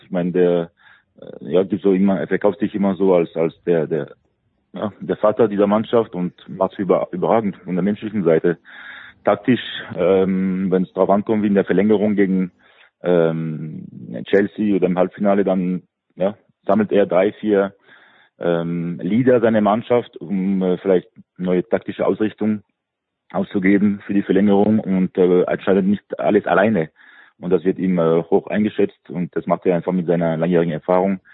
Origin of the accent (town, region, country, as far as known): France